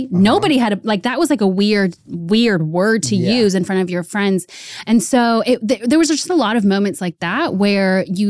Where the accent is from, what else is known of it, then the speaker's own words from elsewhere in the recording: Maryland, United States; moved away as an adult; also born or lived in New York City / Miami; I was in Maryland. I was born in New York City. Okay. And then we lived there until I was about 9.